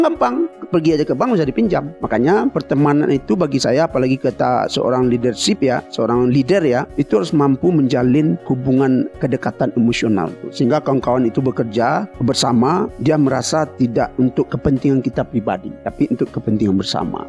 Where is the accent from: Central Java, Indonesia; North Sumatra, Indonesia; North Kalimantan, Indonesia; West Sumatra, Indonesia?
West Sumatra, Indonesia; Batipuh Baru; moved away as an adult; also born or lived in Padang Panjang / Padang; saya ini kan orang kampung sana. Ya, saya eh. itu kampung kecil saya itu di Patipuh Baru namanya